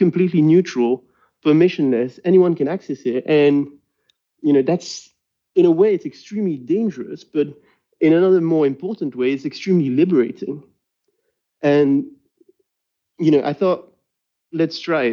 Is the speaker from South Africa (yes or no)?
no; Brussels, Brussels-Capital Region, Belgium; first language French; English is a second language; I'm from Brussels. If you hadn't noticed by now, French is my main language.